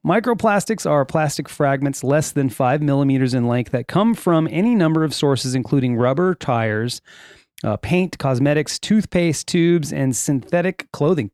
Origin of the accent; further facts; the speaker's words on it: Sylmar, California, United States; I grew up in Silmar, California